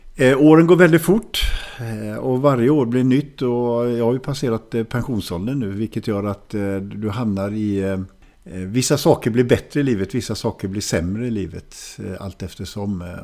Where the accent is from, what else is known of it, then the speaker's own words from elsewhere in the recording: Hallstahammar, Västmanland, Sweden; also born or lived in Västerås / Germany; jag växte upp i Hallstahammar som inte är långt från Västerås